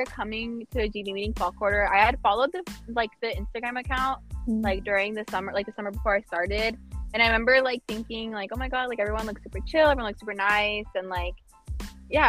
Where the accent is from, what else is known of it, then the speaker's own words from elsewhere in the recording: San Francisco, California, United States; moved away as an adult; now in Los Angeles, United States; I'm from San Francisco